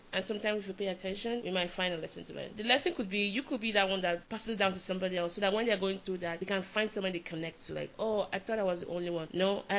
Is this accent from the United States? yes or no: no; Lagos, Nigeria; moved away; I'm from Lagos, that being said. So Lagos, I love Lagos. I grew up there.